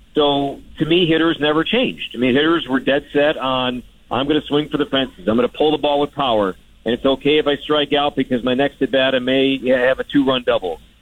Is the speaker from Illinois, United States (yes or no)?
yes; Chicago, Illinois, United States; I'm from the Chicagoland area, so I grew up a diehard, diehard Cubs fan